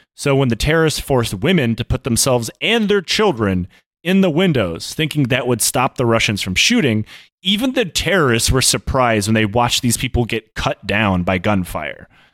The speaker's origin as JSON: {"language": "English", "country": "United States", "said": "we're American"}